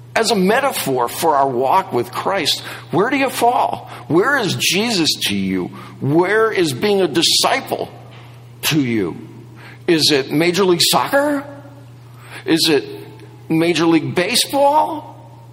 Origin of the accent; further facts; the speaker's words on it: Wisconsin, United States; moved away; I grew up in Wisconsin